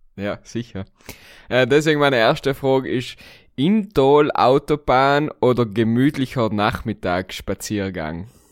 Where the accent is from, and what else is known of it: South Tyrol, Trentino-Alto Adige, Italy; accent: South Tyrolean; now in Vienna, Austria